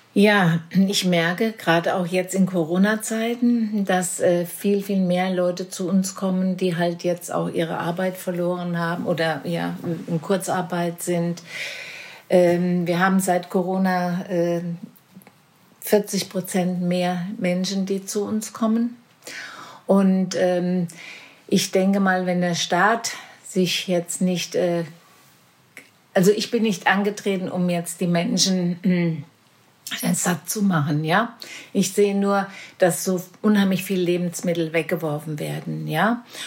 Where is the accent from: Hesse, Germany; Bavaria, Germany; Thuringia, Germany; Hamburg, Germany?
Hesse, Germany; Marburg; ich oh bin direkt hier in Werder geboren